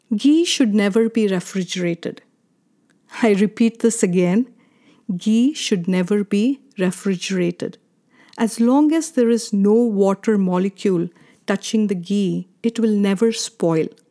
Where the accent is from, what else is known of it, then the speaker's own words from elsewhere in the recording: India; Growing up in India, this was a customary ritual in my parents' house